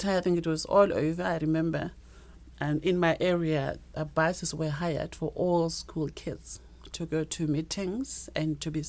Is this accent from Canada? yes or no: no; Limpopo, South Africa; moved away as an adult; also born or lived in Pretoria, Gauteng; I've been all over South Africa. I was born in the Limpopo province.